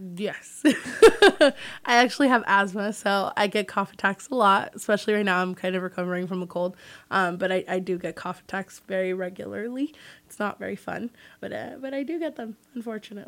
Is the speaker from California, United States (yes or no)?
yes; Redwood City, California, United States; I'm from the Bay Area and a little town called Redwood City